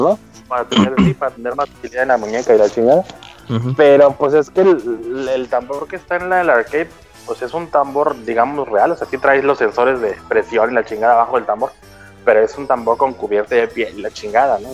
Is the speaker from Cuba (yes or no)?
no; Mexico; now in Gifu, Japan; somos bien poquitos mexicanos acá